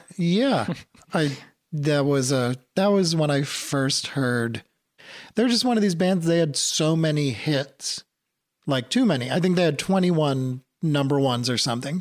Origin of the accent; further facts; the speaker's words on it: New England, outside of Boston, Massachusetts, United States; I grew up in New England, outside of Boston